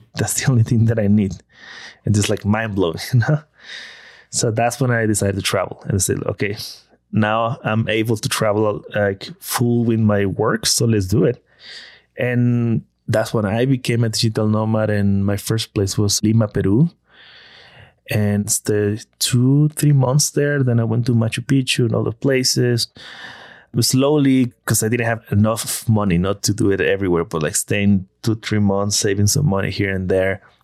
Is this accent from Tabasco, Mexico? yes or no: yes; Villahermosa, Tabasco, Mexico; moved away as an adult; I'm from Tabasco.